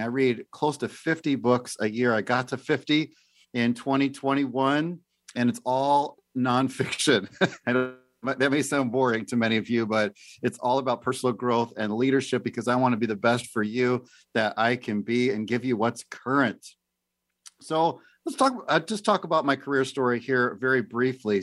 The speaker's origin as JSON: {"language": "English", "town": "Oak Forest", "region": "Illinois", "country": "United States", "tie": "born or raised there", "also_born_or_lived": "Pensacola, Florida / Simi Valley, California", "moved": "as an adult", "lives_now": "Tri-Cities, Washington, United States", "said": "I grew up in Chicago, a suburb of Chicago, a little town called Oak Forest"}